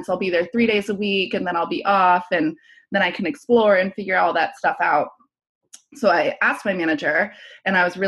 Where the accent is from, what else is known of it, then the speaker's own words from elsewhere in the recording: Columbus, Ohio, United States; also born or lived in Chicago / San Francisco / London; now in New York City, United States; I'm from Columbus, Ohio